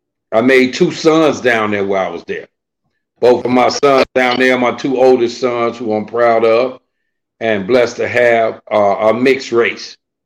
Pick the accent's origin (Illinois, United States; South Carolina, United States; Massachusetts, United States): Illinois, United States; Chicago; Well, you know, Chicago is a huge place. And Chicago also has different suburbs surrounding it. Me personally, I was raised in a foster home.